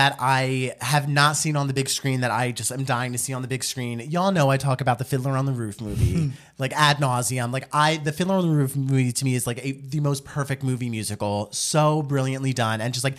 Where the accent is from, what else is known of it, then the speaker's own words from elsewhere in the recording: Houston, Texas, United States; I was born and raised in Houston, Texas